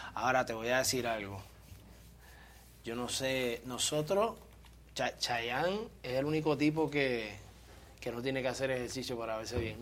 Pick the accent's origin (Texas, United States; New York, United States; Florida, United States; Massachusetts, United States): New York, United States; moved away; also born or lived in Puerto Rico; yo me crié en New York, estudiaba en tal escuela